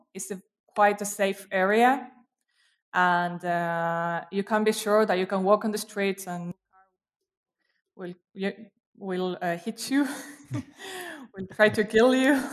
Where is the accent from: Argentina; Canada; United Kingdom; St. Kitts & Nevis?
Argentina; Quilmes, Buenos Aires Province; English is a second language; moved away as an adult; also born or lived in Brazil; I actually grew up in a city, uh, called, uh, Quilmes, which is very near Buenos Aires